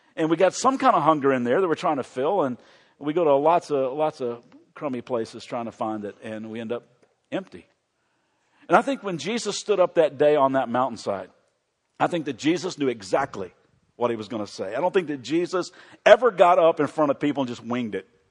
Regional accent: Kentucky, United States; also born or lived in Chicago; I am from Kentucky

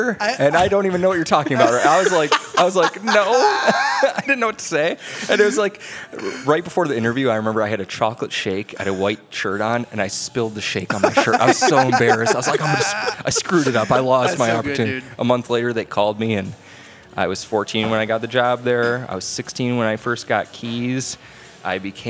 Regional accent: McHenry, Illinois, United States; moved away as an adult; also born or lived in Mokena, Illinois; I'm from McHenry, Illinois, northwest suburbs

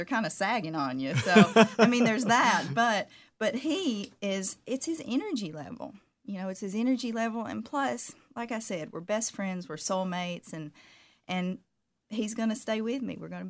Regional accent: Southern United States, United States; Of course, now I'm from the South, so I try to always put on makeup

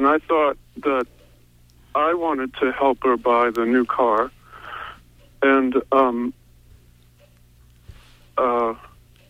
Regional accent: Montville, Maine, United States; from Montville

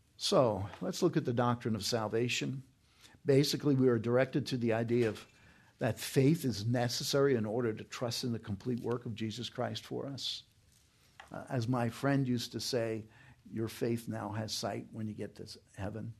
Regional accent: New York, United States; moved away; When I was growing up in New York, we had a Cardinal, Cardinal John O'Connor.

